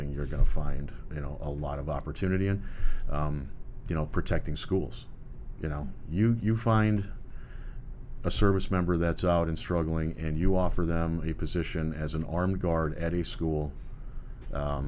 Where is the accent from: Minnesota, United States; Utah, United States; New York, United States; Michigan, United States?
Minnesota, United States; moved away as an adult; also born or lived in Escondido, California; now in California, United States; I'm from Minnesota originally.